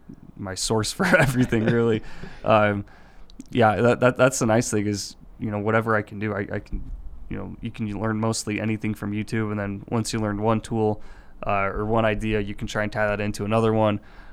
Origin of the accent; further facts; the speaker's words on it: Murray, Utah, United States; also born or lived in Salt Lake City; I was just I grew up in Salt Lake, grew up in Murray, and just was a really big Utah football fan.